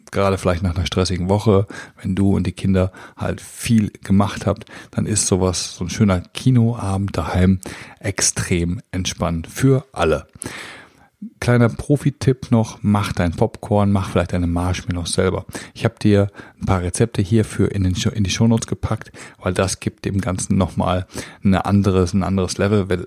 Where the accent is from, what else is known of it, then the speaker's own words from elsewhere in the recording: North Rhine-Westphalia, Germany; Wir sind als Münsterländer natürlich auf dem Fahrrad quasi geboren und wir fahren sehr viel Fahrrad.